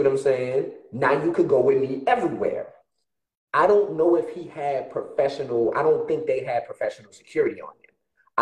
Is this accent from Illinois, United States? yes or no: no; New Orleans, Louisiana, United States; now in Texas, United States; I'm ex-military, but I'm from New Orleans, live in Texas.